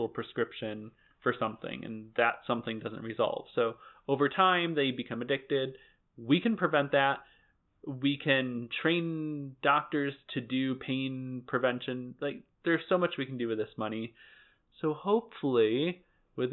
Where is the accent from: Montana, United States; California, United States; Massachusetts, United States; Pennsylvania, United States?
Massachusetts, United States; Lee; my hometown of Lee.